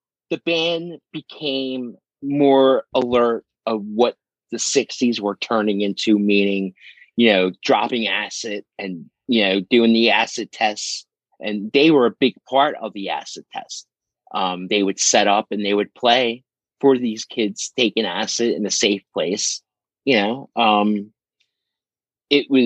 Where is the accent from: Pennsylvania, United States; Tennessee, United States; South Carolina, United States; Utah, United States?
Pennsylvania, United States; Philadelphia; I grew up in South Philadelphia near the stadiums.